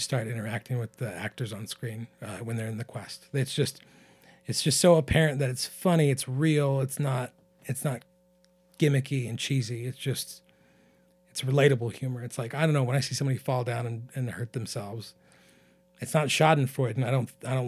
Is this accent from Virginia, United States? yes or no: no; Pilot Rock, Oregon, United States; also born or lived in Portland, Oregon; we're from Eastern Oregon